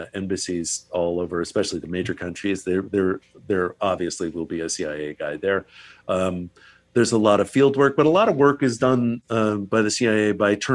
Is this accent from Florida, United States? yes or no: no; Virginia, United States; now in Los Angeles, United States; my home state of Virginia.